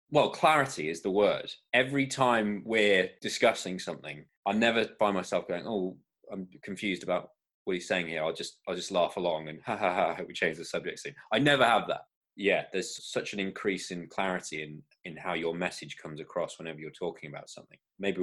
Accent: Florida, United States; I moved around a lot as a kid. Part of that was growing up in Florida, and my accent, I think, just bounced around all over the place

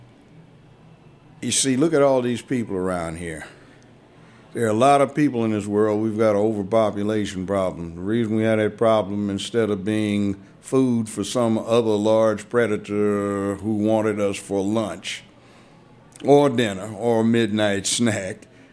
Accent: Los Angeles, California, United States; moved away as an adult; also born or lived in Washington, D.C. / Memphis; I grew up in Los Angeles, kindergarten through law school

